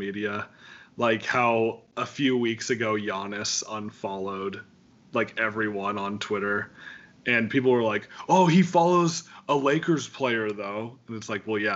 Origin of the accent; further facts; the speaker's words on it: Wyoming, United States; growing up in Wyoming